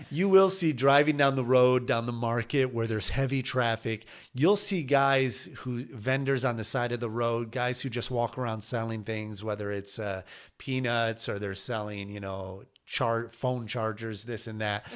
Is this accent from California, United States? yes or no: no; Michigan, United States; moved away as an adult; growing up in Michigan